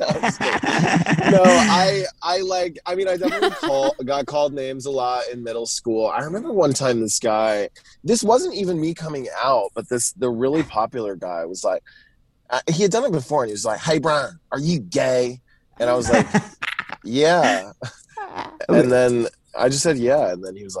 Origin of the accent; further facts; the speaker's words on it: Tennessee, United States; moved away as an adult; also born or lived in New York City / Los Angeles; now in Atlanta, United States; I was born in New York City, and then I moved to the sticks of Tennessee when I was four, and I grew up in the South, very, like, very rurally in the South